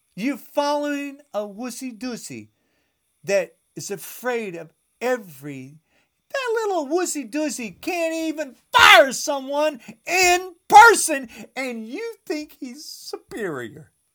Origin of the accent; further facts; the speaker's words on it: United States; I am an American. This is my country